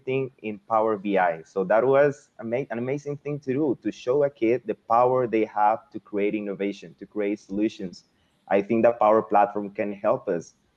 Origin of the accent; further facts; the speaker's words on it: Venezuela; English is a second language; moved away as an adult; now in Mexico; I was born in Venezuela, but I decided to come to Mexico to do my bachelor's degree